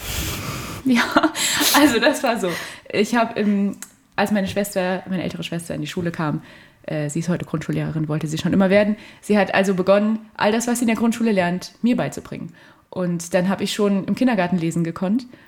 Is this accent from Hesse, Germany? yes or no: yes; Fulda, Hesse, Germany; moved away as an adult; now in Halle, Germany; ich komme aus Fulda und da äh, fahre ich auch oft hin, um mit denen Zeit zu verbringen, mit meiner ganzen Familie